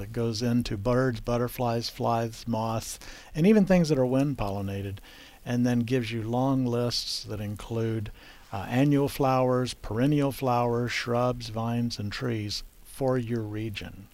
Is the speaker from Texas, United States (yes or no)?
yes; South Texas, United States; I grew up in South Texas where whitebrush uh, is popular